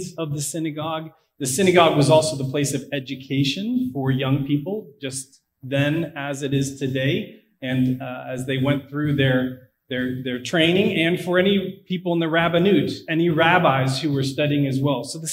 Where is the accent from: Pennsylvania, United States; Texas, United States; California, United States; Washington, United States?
Pennsylvania, United States; Pittsburgh; now in Blacksburg, United States; I am from Pittsburgh, so unfortunately it's not that nice